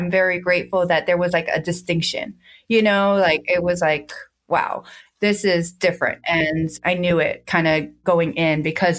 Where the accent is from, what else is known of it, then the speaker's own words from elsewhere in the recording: United States; moved away as an adult; also born or lived in Charleston, South Carolina / Atlanta, Georgia / Miami; we're originally from New York